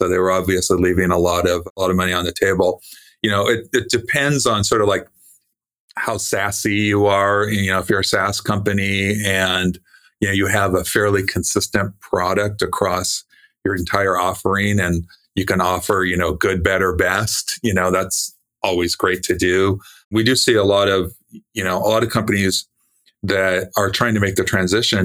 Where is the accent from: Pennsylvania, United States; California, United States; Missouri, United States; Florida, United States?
California, United States; I was born in California